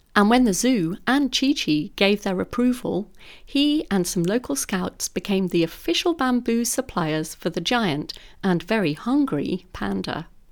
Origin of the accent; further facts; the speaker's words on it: London, United Kingdom; As a very young girl growing up in London